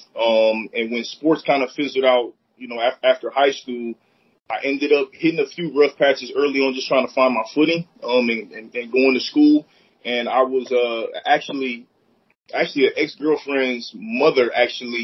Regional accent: Akron, Ohio, United States; also born or lived in Copley, Ohio; I'm born and raised here in Akron, Ohio

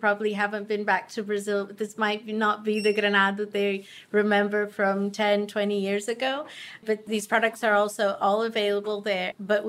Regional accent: United Kingdom; Well, yes, my father and me as well, yeah. We're British.

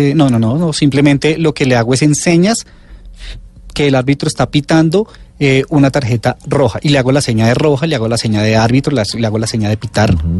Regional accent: Colombia; como colombianos

